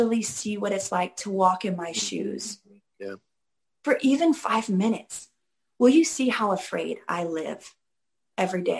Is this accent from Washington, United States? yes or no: yes; Seattle, Washington, United States; growing up in Seattle